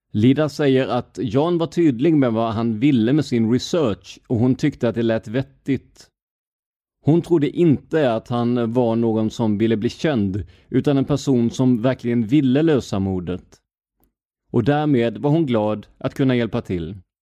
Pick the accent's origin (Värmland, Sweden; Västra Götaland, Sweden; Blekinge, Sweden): Blekinge, Sweden; moved away; jag är ju ner från Blekinge